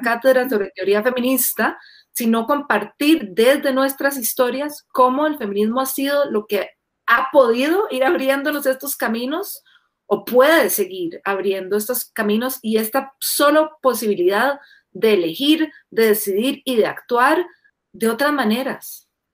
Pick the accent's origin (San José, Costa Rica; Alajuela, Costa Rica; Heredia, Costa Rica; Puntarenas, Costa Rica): San José, Costa Rica; Guadalupe; moved away as an adult; now in Colorado, United States; yo nací, crecí en Guadalupe viví eh, ahí durante casi toda mi vida